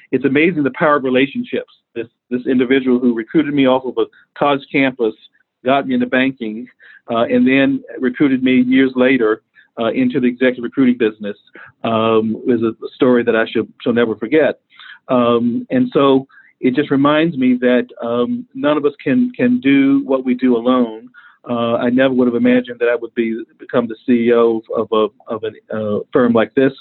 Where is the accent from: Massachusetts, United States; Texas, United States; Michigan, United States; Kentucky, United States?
Texas, United States; Dallas; moved away as an adult; also born or lived in Atlanta; the community in which I grew up in Dallas, Texas